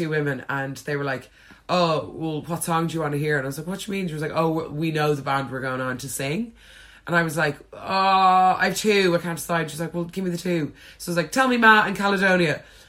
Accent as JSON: {"language": "English", "country": "Ireland", "moved": "yes", "lives_now": "London, United Kingdom", "said": "the parade is just a great way for us all to celebrate being Irish."}